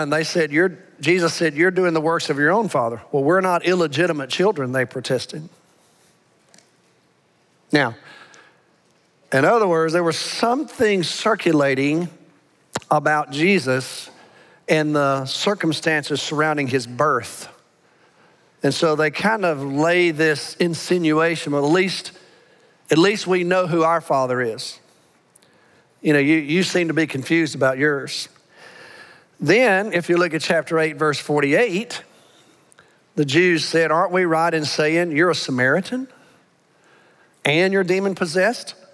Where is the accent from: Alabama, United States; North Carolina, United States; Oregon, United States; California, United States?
Alabama, United States; accent: Alabama; moved away; I, I, know I grew up, I was born and reared in Alabama, but I've been with y'all so long, I've, I've lost my Alabama accent for the most part.